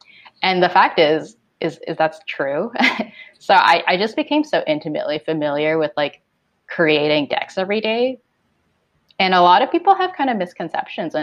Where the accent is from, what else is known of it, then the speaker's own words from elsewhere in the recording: Toronto, Ontario, Canada; also born or lived in Hong Kong; I was born in Hong Kong, but I grew up here in Toronto